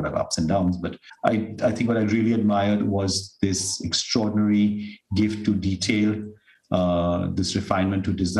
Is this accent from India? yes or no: yes; South India, India; South India, because that's where we come from